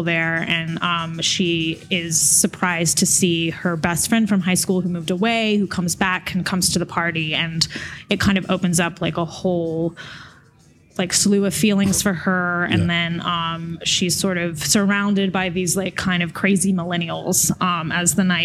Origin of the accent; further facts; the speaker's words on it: Jackson, Mississippi, United States; moved away; I'm originally from Jackson, Mississippi.